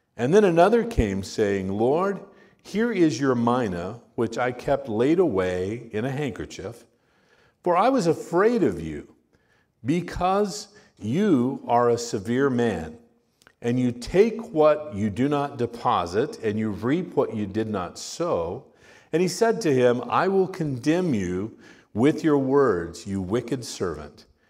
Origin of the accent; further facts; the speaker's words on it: Miami, Arizona, United States; My parents were pastors in, in a church in Miami, uh, Arizona.